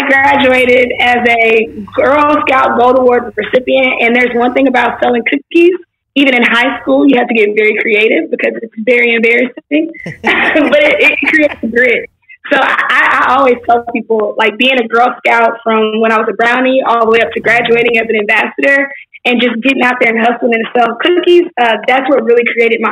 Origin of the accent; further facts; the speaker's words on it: Houston, Texas, United States; also born or lived in Baton Rouge, Louisiana; I was born in Baton Rouge, raised in Houston, Texas